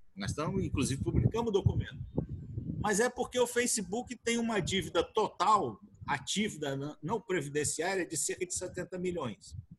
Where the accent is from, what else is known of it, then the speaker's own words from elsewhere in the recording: Brasília, Federal District, Brazil; Sou aqui de Brasília e estamos aqui em Brasília